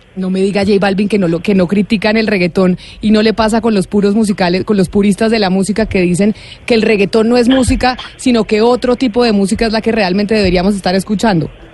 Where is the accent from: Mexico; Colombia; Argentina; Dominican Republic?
Colombia